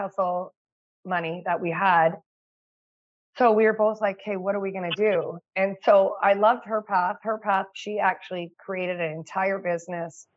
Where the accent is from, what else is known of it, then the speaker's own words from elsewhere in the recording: Canada; I'm a Canadian mama of two